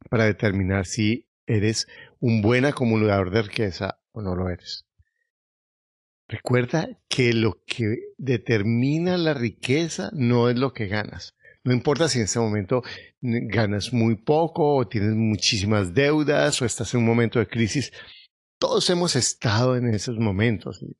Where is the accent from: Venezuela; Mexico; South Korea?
South Korea; now in Bogotá, Colombia; soy de Corea, pero vivo en Bogotá, Colombia. Tengo 45 años